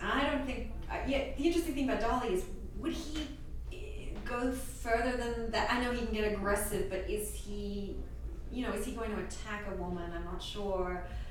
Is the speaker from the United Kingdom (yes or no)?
no; Australia; I'm Australian